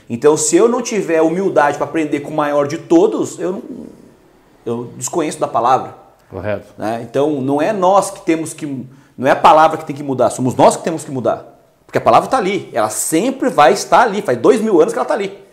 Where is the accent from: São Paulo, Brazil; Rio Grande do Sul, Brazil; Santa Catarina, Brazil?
Santa Catarina, Brazil; Lages; Eu sou lá de Lages, da Serra Catarinense